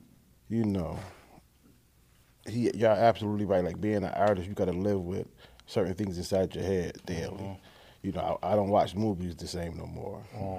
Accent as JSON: {"language": "English", "town": "Buffalo", "region": "New York", "country": "United States", "said": "coming from Buffalo, we always been the underdog."}